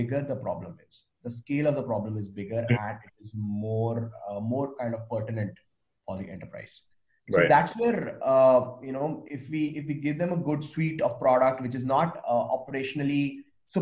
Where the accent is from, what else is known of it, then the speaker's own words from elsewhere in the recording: India; I'm Indian